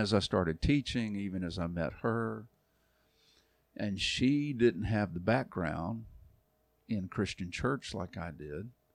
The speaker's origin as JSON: {"language": "English", "town": "Arlington", "region": "Texas", "country": "United States", "tie": "born or raised there", "also_born_or_lived": "Dallas, Texas", "moved": "as an adult", "lives_now": "Kentucky, United States", "said": "I'm from Arlington"}